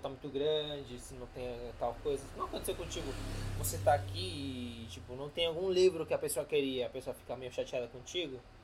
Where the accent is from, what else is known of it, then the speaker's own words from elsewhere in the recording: Argentina; first language Spanish; Portuguese is a second language; now in São Paulo, Brazil; Eu sou argentino, porém minha mãe é boliviana.